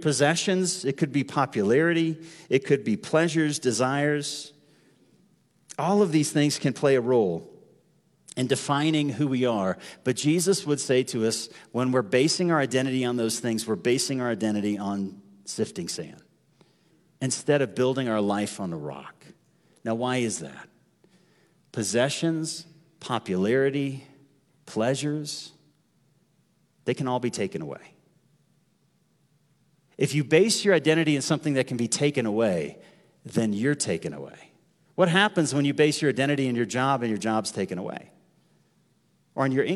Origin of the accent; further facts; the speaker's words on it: United States; I'm an American